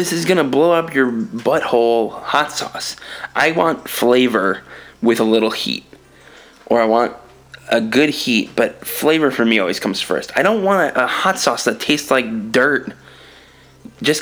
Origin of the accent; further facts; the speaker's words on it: New York, United States; moved away; also born or lived in Los Angeles; As a New Yorker